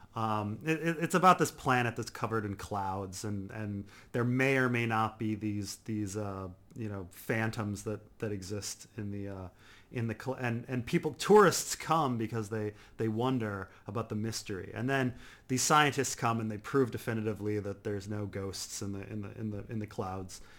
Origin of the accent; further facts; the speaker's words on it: United States; I'm American